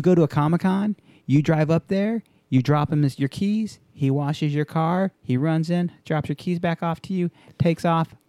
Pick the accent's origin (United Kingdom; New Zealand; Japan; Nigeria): Japan; moved away; I grew up in Japan